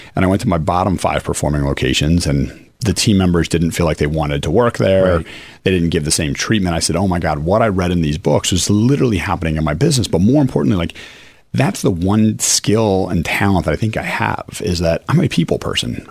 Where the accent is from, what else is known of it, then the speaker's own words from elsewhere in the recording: Chicago, Illinois, United States; now in Philadelphia, United States; I grew up in Chicago